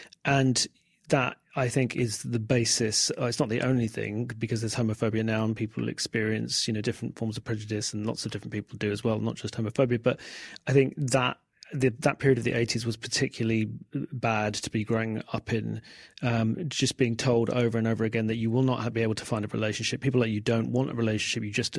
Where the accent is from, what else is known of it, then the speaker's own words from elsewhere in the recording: London, United Kingdom; born there; I was born in 1973 in South London, and it's very hard for younger people to understand.